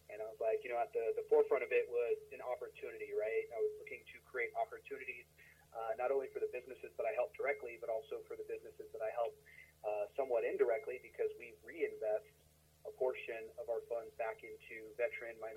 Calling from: Denver, Colorado, United States; Denver, Colorado. Yeah.

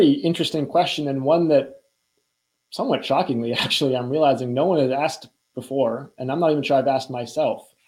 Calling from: Newtonville, Massachusetts, United States; I'm calling in from Newtonville, uh, right outside of Boston.

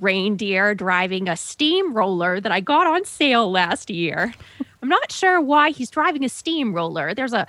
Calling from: Largo, Florida, United States; I'm calling from Largo, Florida.

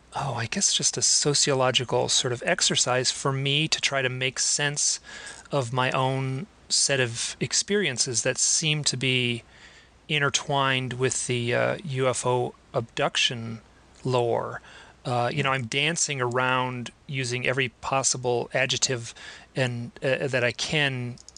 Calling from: Idaho, United States; I am in a beautiful little town in rural Idaho, right next to Grand Teton National Park.

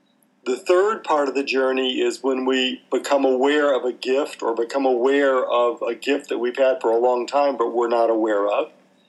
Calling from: Victoria, Australia; We're talking today from Victoria, Australia, and it is very cold.

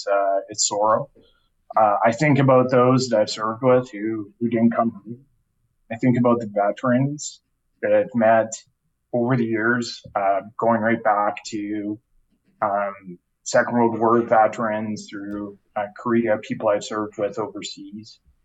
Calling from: Calgary, Alberta, Canada; I'm joining you from Calgary, from my home.

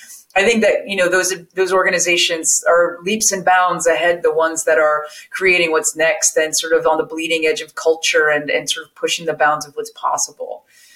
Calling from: California, United States; I am joining you from my living room with my plants behind me as they do in the window in just north of San Francisco in Marin County in California.

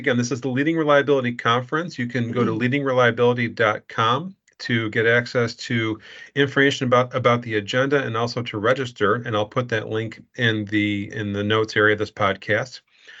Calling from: Chicago, Illinois, United States; I'm calling from Chicago today

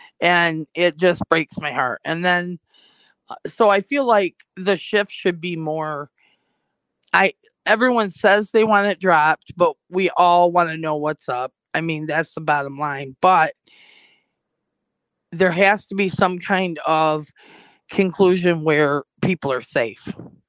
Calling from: Michigan, United States; A small town in northern Michigan.

